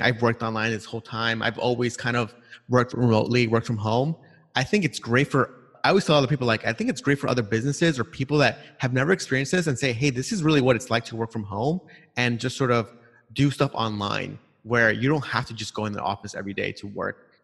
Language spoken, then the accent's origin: English; New York City, New York, United States; moved away; also born or lived in California; I grew up in Long Island, Queens sort of area